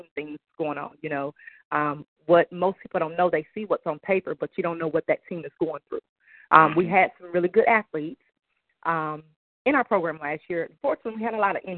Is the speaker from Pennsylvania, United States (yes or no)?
no; Detroit, Michigan, United States; moved away as an adult; now in Grambling, United States; I come to Grambling by way of Detroit, Michigan, where I played volleyball there for many, many, many years